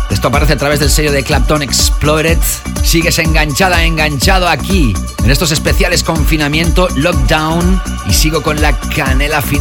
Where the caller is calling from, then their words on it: Girona, Catalonia, Spain; de Girona.